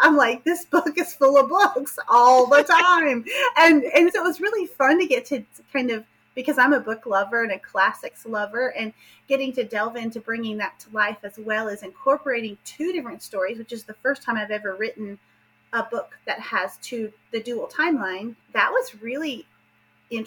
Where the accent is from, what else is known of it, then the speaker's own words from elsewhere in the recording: southern Appalachia, United States; accent: southern; I am, as you can tell from my accent, I am from the southern part of the United States, but particularly from southern Appalachia.